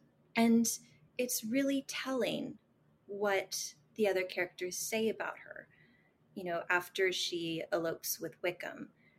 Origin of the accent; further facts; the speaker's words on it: the Bible Belt, United States; Like, I grew up in a very conservative culture. {S4} Mm-hmm. {S5} You know, I'm from the Bible Belt.